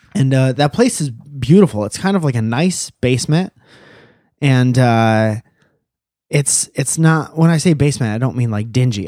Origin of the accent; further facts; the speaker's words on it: Connecticut, United States; now in California, United States; we're from Connecticut